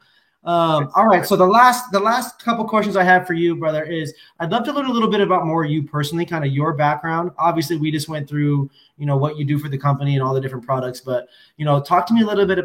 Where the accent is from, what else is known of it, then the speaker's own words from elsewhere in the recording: Washington, United States; I come from the Evergreen State